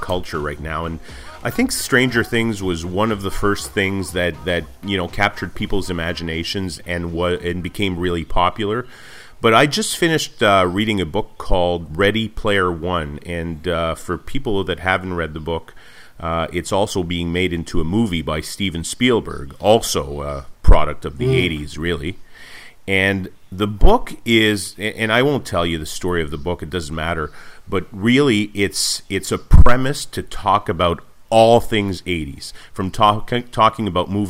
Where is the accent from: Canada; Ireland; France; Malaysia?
Canada; Montreal, Quebec; I was born and raised in Montreal